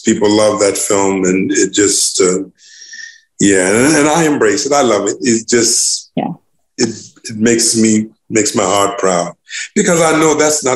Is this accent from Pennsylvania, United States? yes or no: no; Newport News, Virginia, United States; my hometown in Newport News, Virginia